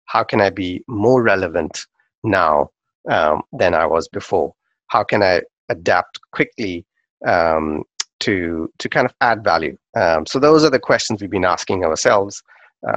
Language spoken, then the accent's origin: English; Pakistan; when I was growing up in Pakistan